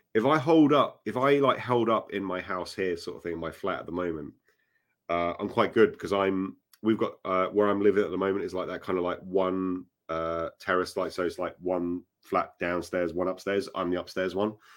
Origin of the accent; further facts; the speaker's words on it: Acton, London, United Kingdom; Acton was where I used to, um, live, basically. uh, my, my hometown, essentially